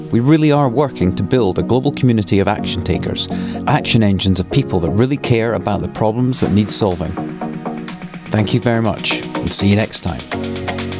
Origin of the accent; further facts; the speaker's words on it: Scotland, United Kingdom; being Scottish